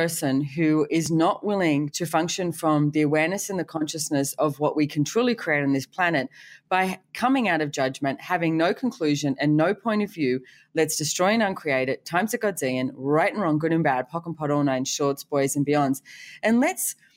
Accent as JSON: {"language": "English", "country": "Australia", "said": "being Australian"}